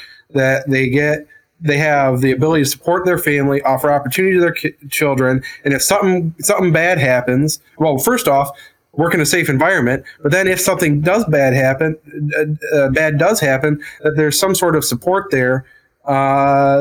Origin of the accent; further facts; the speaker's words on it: Flint, Michigan, United States; I'm from Flint, Genesee County